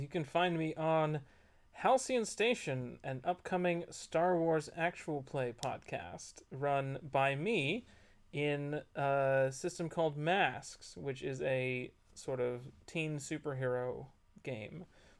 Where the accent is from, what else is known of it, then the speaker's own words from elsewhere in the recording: Texas, United States; Growing up in Texas